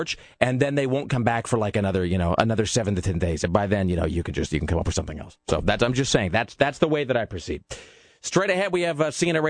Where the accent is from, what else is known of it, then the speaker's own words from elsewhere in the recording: California, United States; I'm from California, actually, and, I'm here for like 7 days